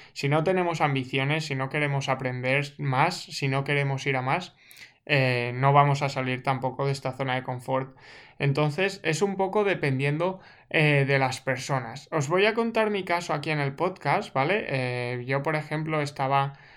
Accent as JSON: {"language": "Spanish", "town": "Segorbe", "region": "Valencian Community", "country": "Spain", "tie": "born or raised there", "moved": "as an adult", "lives_now": "Canada", "said": "ahora yo he salido de Segorbe, que era mi pueblo, y estoy en Canadá"}